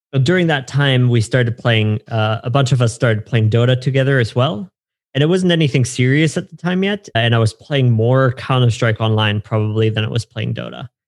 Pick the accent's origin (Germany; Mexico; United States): Germany; So I grew up in Germany. I'm okay. I'm German.